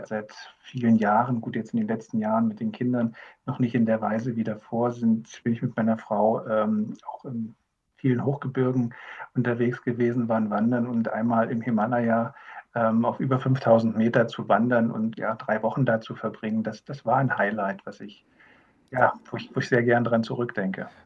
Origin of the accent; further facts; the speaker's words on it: Havelland, Brandenburg, Germany; bin ich im Havelland geboren und äh, mag diese, diese Region